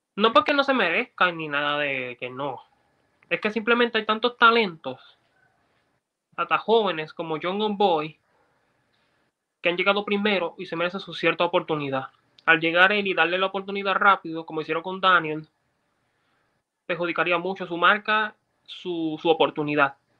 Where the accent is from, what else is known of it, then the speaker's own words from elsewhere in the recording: Puerto Rico; nosotros los puertorriqueños